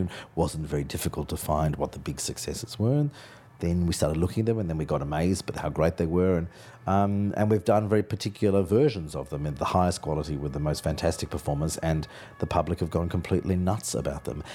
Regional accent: Australia; moved away; my Australianness makes my productions different from, from European directors

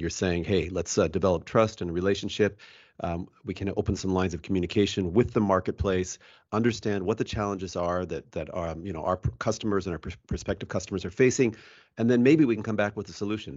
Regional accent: United States; as an American

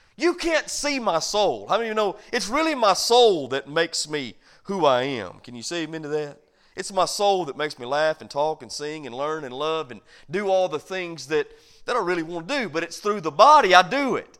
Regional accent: United States; as an American

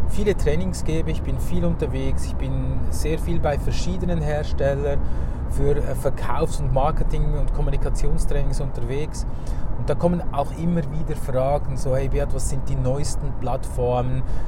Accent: Zurich, Switzerland; bei uns in Zürich

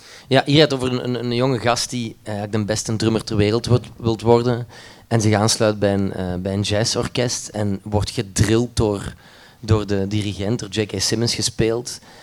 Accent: Limburg, Flanders, Belgium; ben opgevoed met een studio thuis bij ons in Limburg in de kelder

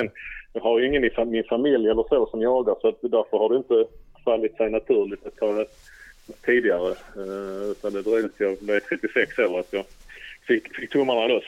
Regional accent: Skåne, Sweden; bosatt i Skåne och kommer från Skåne

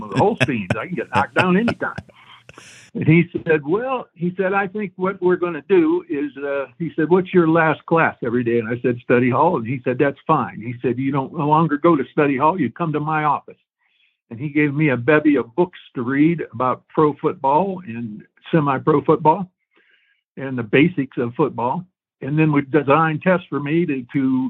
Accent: Stow, Ohio, United States; growing up in Stowe, Ohio, which was roughly about 20 miles from Akron

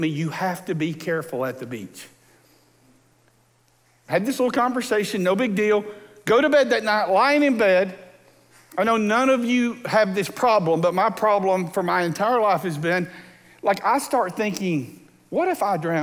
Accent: Texas Gulf Coast, United States; moved away; I grew up on the Texas Gulf Coast

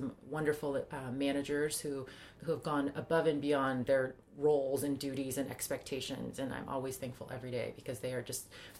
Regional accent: South Korea; just growing up in Korea and early on, just, you know, not having very much.

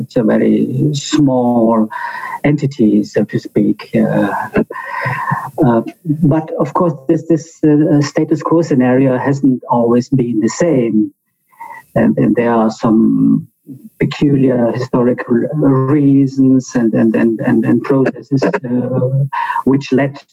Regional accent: Bolzano, Trentino-Alto Adige, Italy; here in my hometown in Bozen-Bolzano

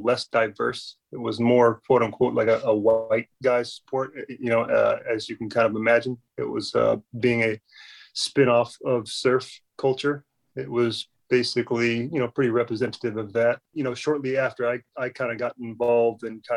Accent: San Diego, California, United States; growing up in San Diego

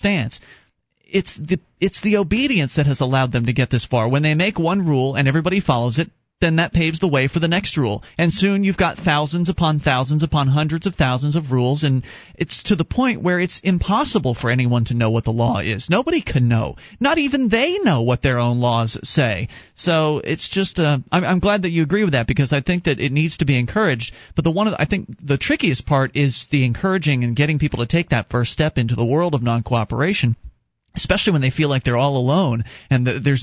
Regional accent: Florida, United States; moved away as an adult; also born or lived in Sarasota, Florida; now in New Hampshire, United States; I'm a Florida native

